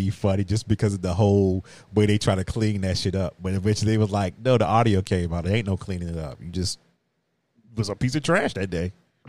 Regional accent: Virginia, United States; I can't be a New York purist when I'm from Virginia.

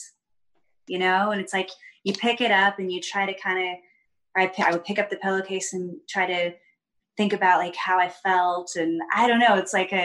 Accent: Parkersburg, West Virginia, United States; moved away; I was born in Parkersburg, West Virginia

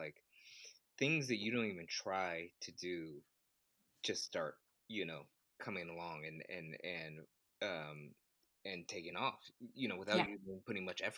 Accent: Oakland, California, United States; I'm from Oakland

